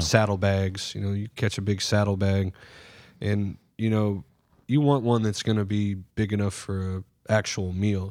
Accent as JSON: {"language": "English", "town": "Surfside", "country": "United States", "tie": "born or raised there", "said": "Growing up, you know, we grew up in Surfside"}